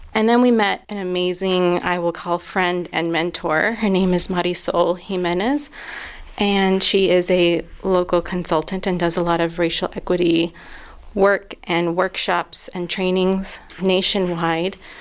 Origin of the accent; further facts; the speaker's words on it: Southwest, United States; now in Asheville, United States; my place of birth and where I grew up in the Southwest